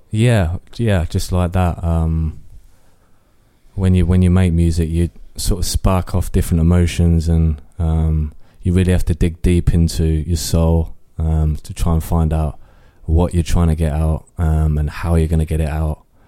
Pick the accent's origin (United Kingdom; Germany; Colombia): United Kingdom; Northampton, East Midlands; I was, um, born and raised in Kingsley, uh, Northampton